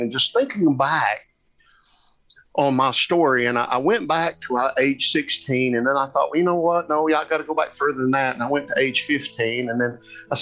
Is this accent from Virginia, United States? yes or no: yes; Southwest Virginia, United States; in the era that I grew up in here in Southwest Virginia